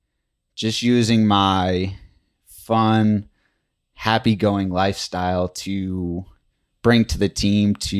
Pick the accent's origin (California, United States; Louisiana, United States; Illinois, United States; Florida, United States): Illinois, United States; Chicago; I am from Chicago